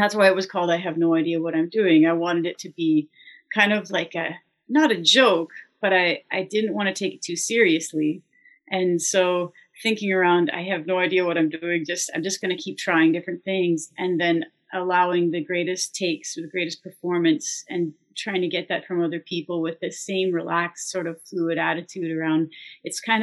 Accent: Lively, Ontario, Canada; I grew up in Lively.

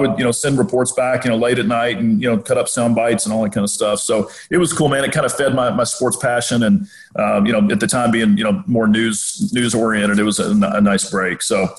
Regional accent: Central Kentucky, United States; also born or lived in Louisville; as a kid growing up in Central Kentucky, I mean, my first real memory of Kentucky was, you know, Rex, Kenny Walker. I was, again, born in 81.

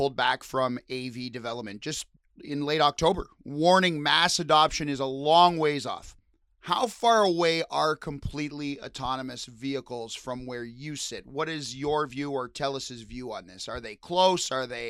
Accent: Windsor, Ontario, Canada; I come from Windsor, where we have thousands of nurses who work in the States

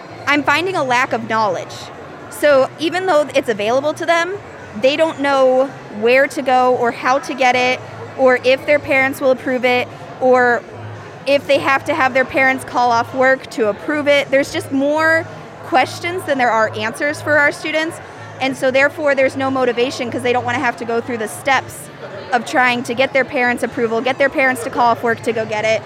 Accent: Delaware, Ohio, United States; I'm from Delaware, Ohio

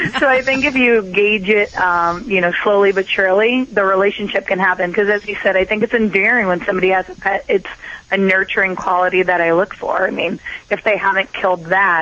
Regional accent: Boston, Massachusetts, United States; I'm from Boston

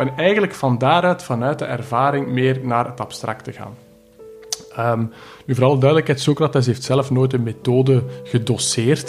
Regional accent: Belgium; ik ben een Belg

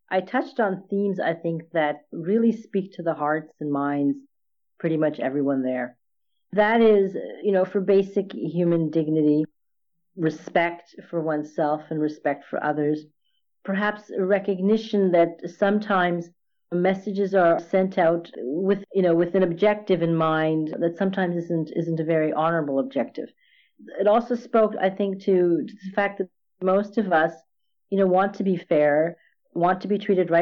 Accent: Montreal, Quebec, Canada; also born or lived in India; growing up in Montreal in the 60s, well, early 70s

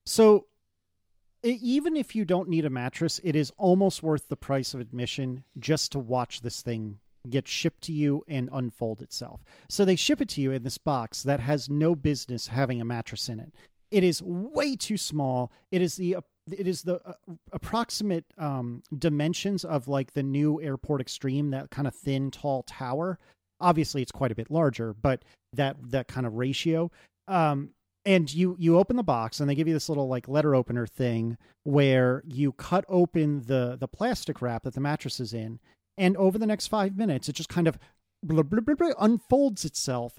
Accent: United States; I'm American

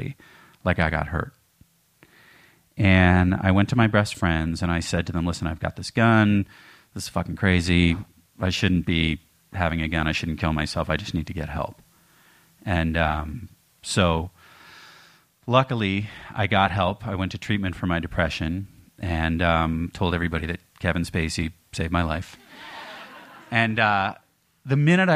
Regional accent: Canada; moved away; being Canadian

